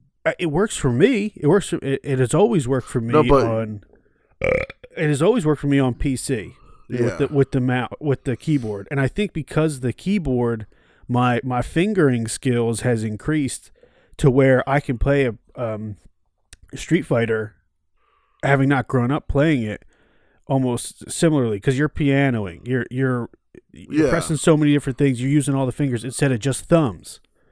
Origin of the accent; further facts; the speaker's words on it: New Jersey, United States; I'm from New Jersey.